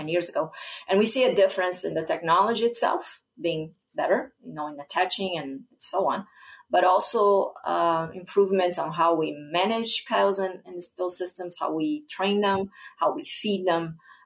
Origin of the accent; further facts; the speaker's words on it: southern Brazil, Brazil; moved away as an adult; also born or lived in Iowa, United States; now in Minnesota, United States; where I grew up in Brazil, in southern Brazil.